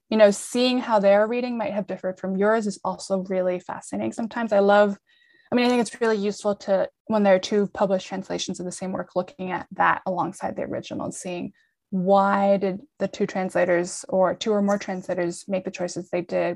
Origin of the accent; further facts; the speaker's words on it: New York, United States; also born or lived in Lima, Peru; I'm based in New York, uh, where I grew up.